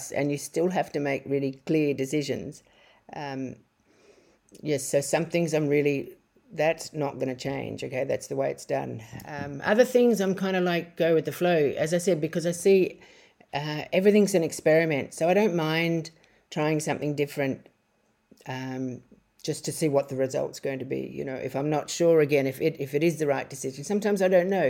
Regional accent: Australia; moved away as an adult; now in Bali, Indonesia; when I go back to Australia

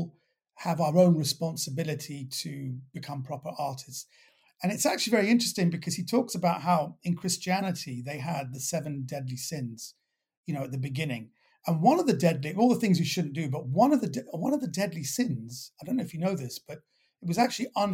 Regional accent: London, United Kingdom; accent: well-brought-up West Londoner; I was raised in Kensington

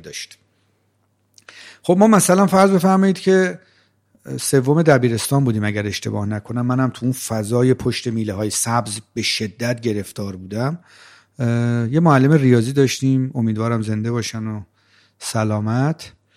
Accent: Rey, Tehran Province, Iran; من بچه جنوب تهران هستم من در شهر ری به دنیا اومدم سی چل چل چل پنج سالم اونجا زندگی میکردم

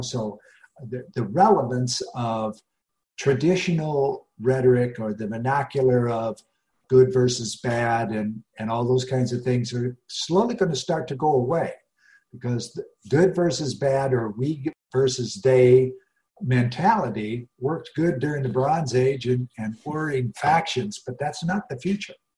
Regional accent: Rocky Mountains, United States; I grew up in the Rocky Mountains

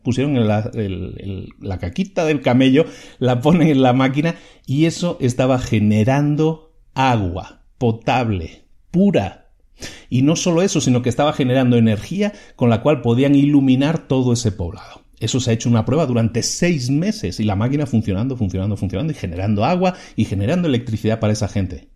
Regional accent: Spain; Yo soy originario de España.

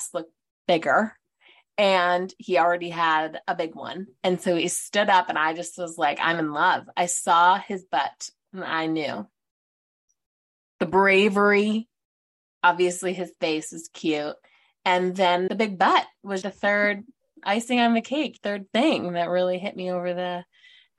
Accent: Detroit, Michigan, United States; moved away as an adult; also born or lived in Ohio; from the burbs, just outside of Detroit, went to Grand Valley for my undergrad, went to Bowling Green for my master's. So I moved from Michigan. We're both from Michigan.

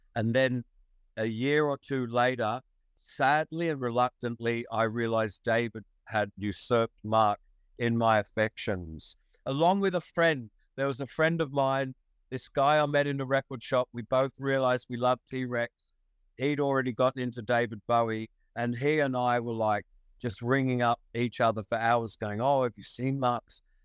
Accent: Wollongong, New South Wales, Australia; also born or lived in England; to be an English kid was definitely a slight, a tiny, slight disadvantage in this ridiculous microcosm of a high school in Wollongong, eh, of a infant school in Wollongong in 1959

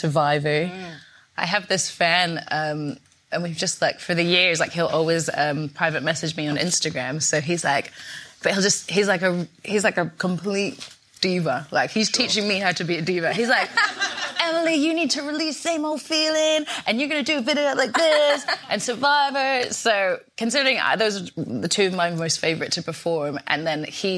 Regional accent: Scotland, United Kingdom; moved away as an adult; now in London, United Kingdom; growing up in Scotland

